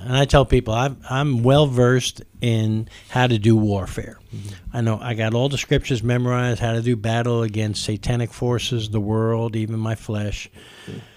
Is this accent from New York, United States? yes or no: yes; New York, United States; growing up in New York